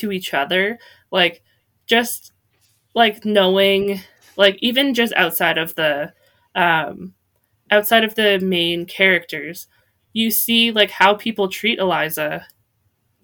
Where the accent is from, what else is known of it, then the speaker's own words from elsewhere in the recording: Canada; I'm from Canada